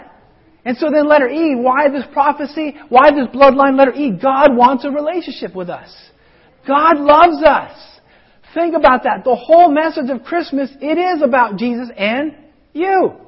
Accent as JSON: {"language": "English", "region": "Colorado", "country": "United States", "tie": "born or raised there", "moved": "yes", "said": "where I grew up in Colorado"}